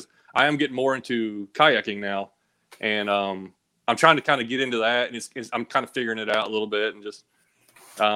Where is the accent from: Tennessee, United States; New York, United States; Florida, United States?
Tennessee, United States; Clarksville; also born or lived in Kentucky; now in East Tennessee, United States; I was born in Kentucky, so we kind of moved from Kentucky to Tennessee